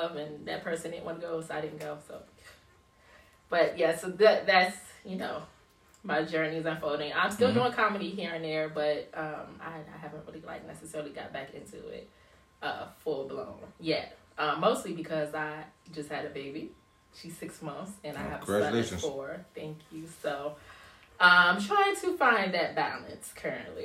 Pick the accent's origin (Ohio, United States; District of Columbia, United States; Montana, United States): District of Columbia, United States; Washington; I am originally from Southeast DC.